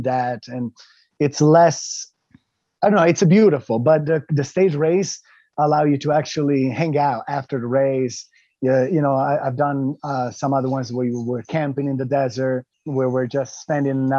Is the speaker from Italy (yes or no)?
yes; Italy; I grew up in Italy